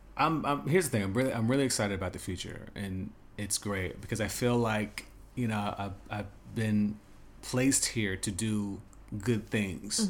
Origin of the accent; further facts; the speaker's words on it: Las Vegas, Nevada, United States; moved away as an adult; also born or lived in New York / Los Angeles / China / Dubai; growing up in Vegas, high school